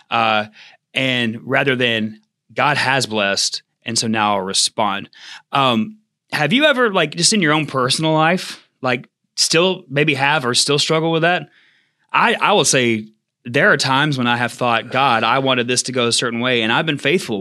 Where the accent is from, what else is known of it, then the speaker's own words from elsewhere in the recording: United States; as American Christians